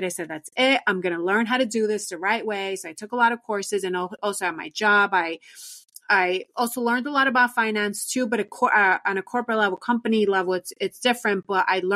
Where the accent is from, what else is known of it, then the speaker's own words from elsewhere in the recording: New York City, New York, United States; I was born and raised in New York City